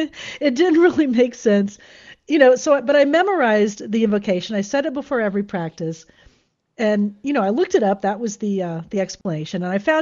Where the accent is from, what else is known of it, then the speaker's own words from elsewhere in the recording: Florida, United States; moved away as an adult; now in San Diego, United States; I had moved away from my home state of Florida for the first time.